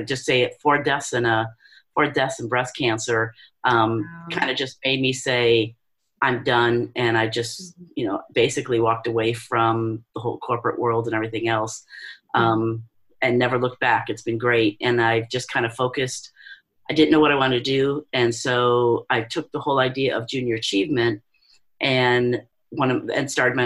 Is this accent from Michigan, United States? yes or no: yes; Detroit, Michigan, United States; moved away as an adult; now in Guam; we're both from the Detroit area